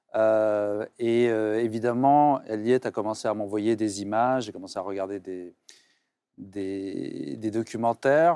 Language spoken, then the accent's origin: French; Tunisia; j'ai grandi en Tunisie dans une culture musulmane